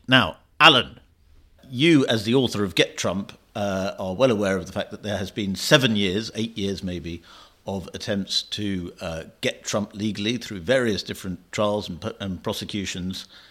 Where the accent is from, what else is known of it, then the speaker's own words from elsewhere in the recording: United Kingdom; as a Brit, as an outsider